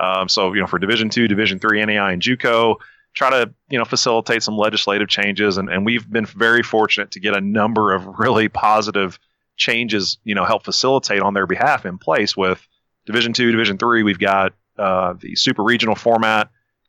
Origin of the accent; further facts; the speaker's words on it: Frankfort, Kentucky, United States; accent: thick, hick Kentucky accent; born and raised in Frankfort, Kentucky, if your listeners can't tell by that thick, hick Kentucky accent, born and raised